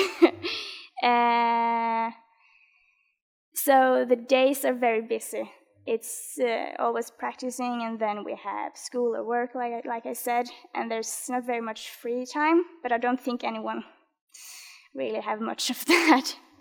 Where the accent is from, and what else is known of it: Norway